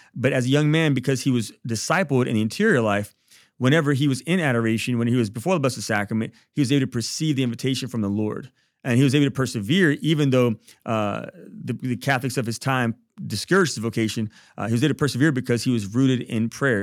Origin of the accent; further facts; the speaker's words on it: Baton Rouge, Louisiana, United States; I'm from Baton Rouge